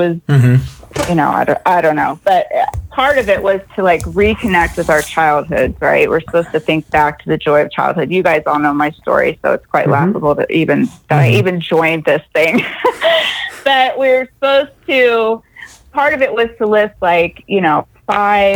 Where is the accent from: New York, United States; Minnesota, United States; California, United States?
California, United States; Temecula; I am from Temecula, California